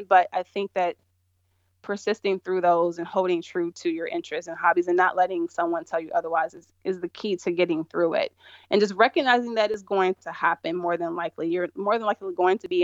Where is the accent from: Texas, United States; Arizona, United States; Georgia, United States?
Georgia, United States; moved away as an adult; also born or lived in California; I grew up in Georgia